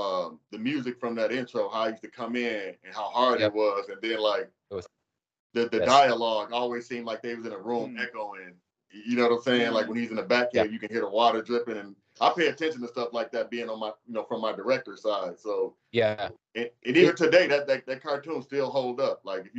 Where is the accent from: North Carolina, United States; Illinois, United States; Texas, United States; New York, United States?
Illinois, United States; Chicago; I'm from Chicago, so that's where they shoot all the Batman movies